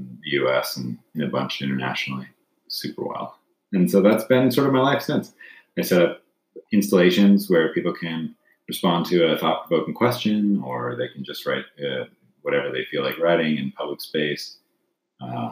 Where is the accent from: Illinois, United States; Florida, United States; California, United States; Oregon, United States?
California, United States; Gilroy; moved away; also born or lived in Seoul, South Korea; I grew up in Gilroy, California